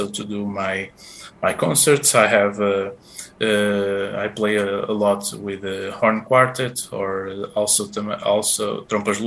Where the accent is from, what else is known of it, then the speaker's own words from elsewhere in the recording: Porto, Norte, Portugal; English is a second language; I'm Portuguese. I was born in Porto, in the city